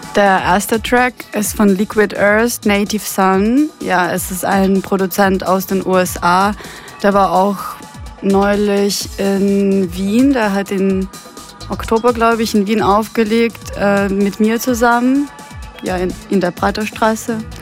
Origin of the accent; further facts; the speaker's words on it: Ukraine; German is a second language; moved away as an adult; also born or lived in Austria; now in Vienna, Austria; Wir sind alle aus der Ukraine und kommen, also kommen ursprünglich von dort, wohnen aber alle schon äh, seit vier Jahren in Österreich